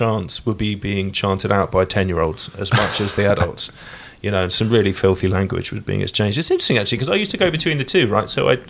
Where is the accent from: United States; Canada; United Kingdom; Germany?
United Kingdom; London; I grew up in North London, I never went south